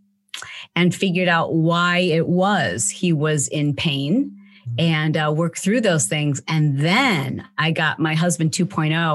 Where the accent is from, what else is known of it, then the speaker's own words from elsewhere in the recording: Michigan, United States; I grew up in the Midwest in Michigan